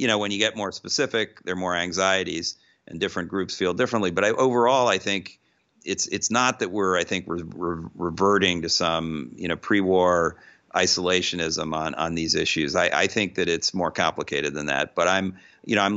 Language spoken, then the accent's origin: English; United States; I'm an American